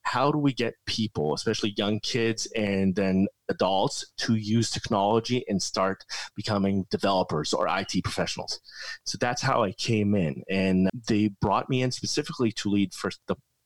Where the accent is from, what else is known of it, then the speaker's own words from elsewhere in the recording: Israel; I grew up in Israel.